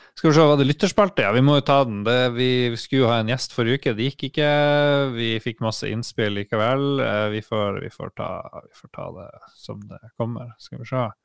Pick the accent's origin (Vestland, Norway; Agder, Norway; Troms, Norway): Troms, Norway; Harstad; moved away; jeg var hjemme i Harstad og jobba